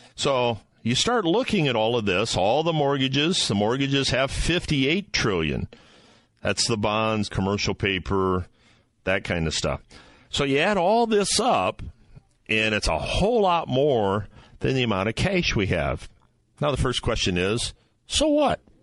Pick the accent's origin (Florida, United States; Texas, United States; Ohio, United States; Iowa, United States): Ohio, United States; Ohio, my home state